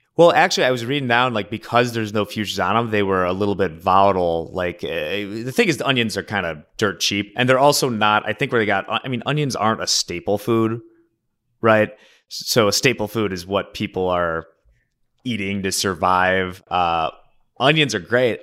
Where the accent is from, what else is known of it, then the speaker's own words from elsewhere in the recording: Oak Park, Illinois, United States; the high school in my hometown, Oak Park